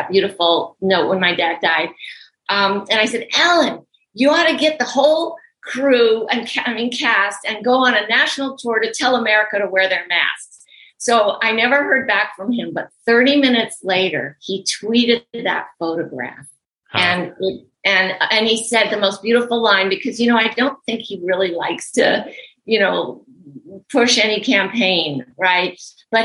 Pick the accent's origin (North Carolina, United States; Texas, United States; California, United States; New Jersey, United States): California, United States; Los Angeles; born or raised there